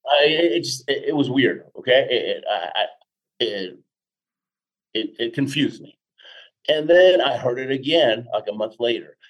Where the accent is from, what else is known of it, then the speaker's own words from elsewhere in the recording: Houston, Texas, United States; also born or lived in Argentina / Queens, New York; now in Colorado, United States; I was born in Argentina. My dad was a chemical engineer with Exxon. We moved to the states when I was six. Hmm. We were in um, in uh, Jackson Heights, uh, Queens, New York, for a couple yep. of years. Then most of my life in Houston.